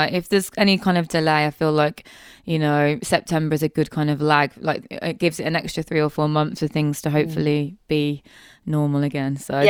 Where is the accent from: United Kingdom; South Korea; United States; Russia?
United Kingdom; Birmingham, West Midlands; now in Bristol, United Kingdom; I'm from Birmingham, and then I did a 10-year stint in London, moved here 4 years ago, and I'm like never moving out of it.